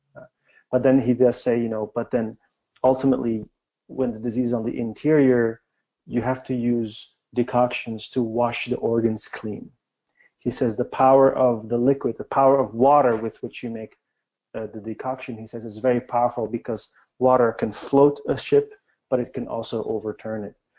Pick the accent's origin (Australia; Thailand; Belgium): Belgium; moved away as an adult; also born or lived in China; I'm from Belgium, and we grow up learning a lot of languages